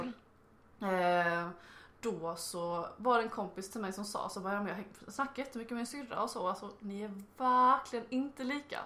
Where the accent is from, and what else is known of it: Blekinge, Sweden; accent: Blekinge dialect; now in Lund, Sweden